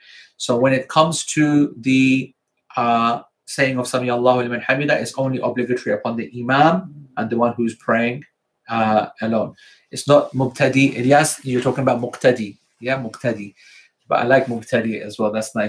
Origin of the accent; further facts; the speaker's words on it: Croydon, London, United Kingdom; South London, because I'm from Croydon.